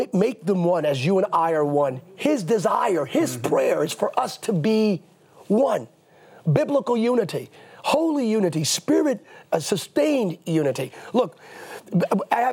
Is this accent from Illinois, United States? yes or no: no; Bethlehem, Pennsylvania, United States; I'm a kid from Bethlehem, Pennsylvania